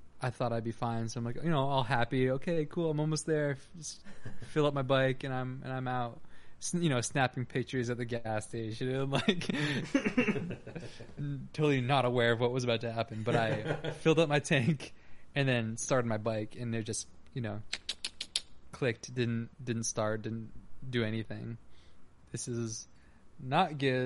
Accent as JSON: {"language": "English", "region": "New Hampshire", "country": "United States", "also_born_or_lived": "New England", "moved": "yes", "lives_now": "New York City, United States", "said": "I'm, you know, from New Hampshire"}